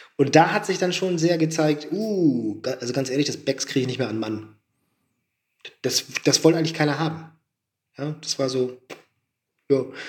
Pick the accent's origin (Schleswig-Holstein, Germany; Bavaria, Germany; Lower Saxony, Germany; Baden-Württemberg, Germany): Lower Saxony, Germany; Oldenburg; moved away as an adult; now in Leipzig, Germany; ich komme nicht aus Friesland, und, mhm. aber Abitur und groß geworden in Oldenburg